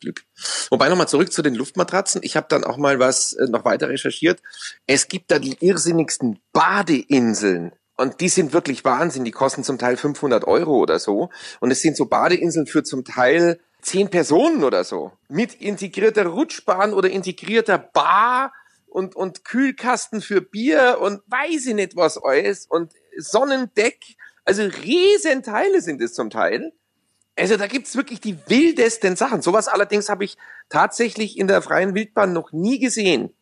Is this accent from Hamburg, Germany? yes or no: no; Munich, Bavaria, Germany; sind wir Münchner